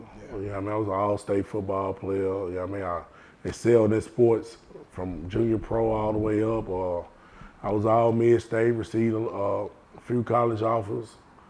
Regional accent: Nashville, Tennessee, United States; I'm from Nashville, Tennessee, known as Cashville. 37 years old

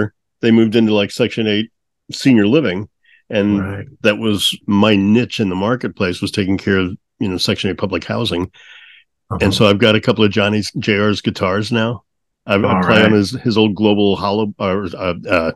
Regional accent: St. Louis, Missouri, United States; I'm from St. Louis

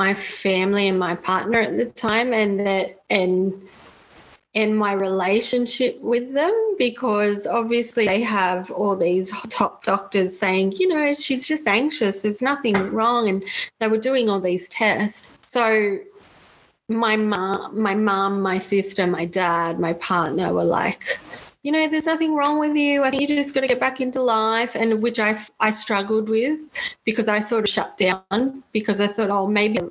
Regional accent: Australia; we travelled the 6 hours from Sydney back to my hometown

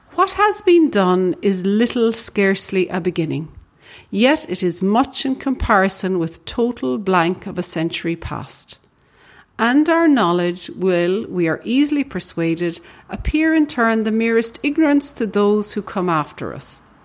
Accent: Ireland; as we Irish like to say

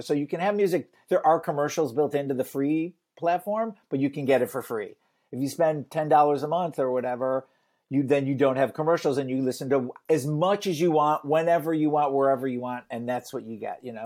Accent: Detroit, Michigan, United States; I grew up in Detroit

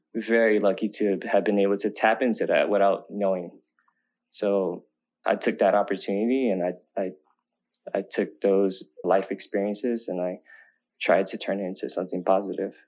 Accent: Oakland, California, United States; kids growing up in Oakland, like we don't, I didn't really grow up having much.

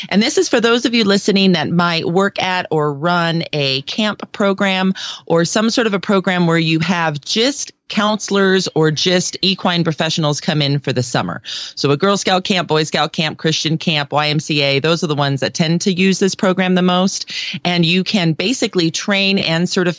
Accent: Denver, Colorado, United States; also born or lived in Aurora, Colorado; my hometown of Denver

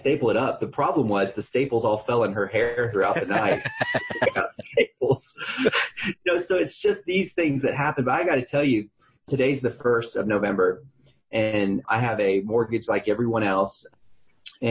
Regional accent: San Antonio, Texas, United States; I'm from San Antonio, Texas

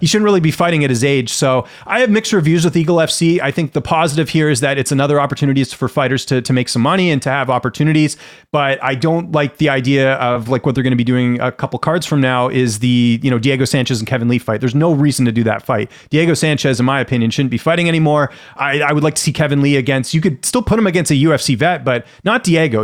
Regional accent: Canada; I grew up in Canada.

